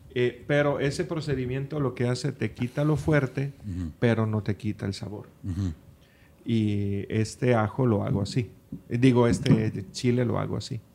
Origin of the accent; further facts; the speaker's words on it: Friuli-Venezia Giulia, Italy; now in Los Cabos, Mexico; mi pueblo